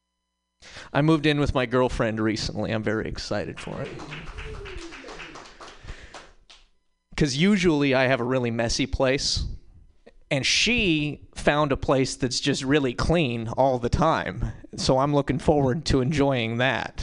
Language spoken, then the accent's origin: English; Montana, United States; moved away; also born or lived in Berkeley; I'm from Montana